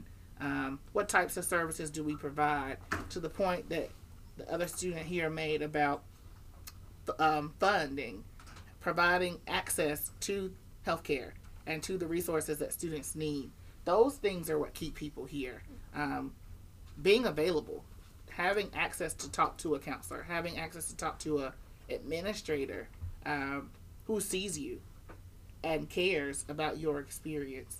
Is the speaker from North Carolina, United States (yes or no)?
yes; North Carolina, United States; moved away as an adult; now in Shenandoah Valley, Virginia, United States; I'm from North Carolina where it's a little warmer